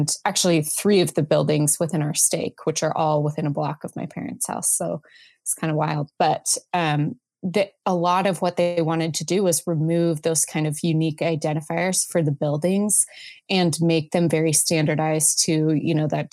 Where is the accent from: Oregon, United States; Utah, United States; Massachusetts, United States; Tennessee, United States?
Utah, United States; Salt Lake City; I grew up in Salt Lake